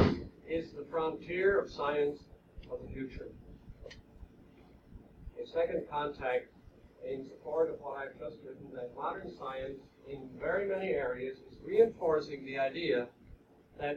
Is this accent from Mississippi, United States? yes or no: no; Long Island, New York, United States; I'm from Long Island, where they are now building the world's largest atom smasher, ISABEL.